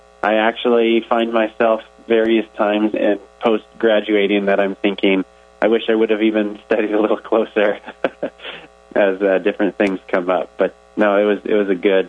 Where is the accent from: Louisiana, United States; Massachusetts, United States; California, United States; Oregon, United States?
California, United States; Ripon; moved away as an adult; So I grew up in the California Central Valley.